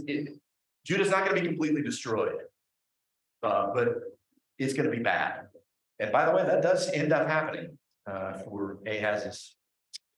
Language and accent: English; Huntington, West Virginia, United States; There's this little diner in my hometown. It's called Jim's Steak and Spaghetti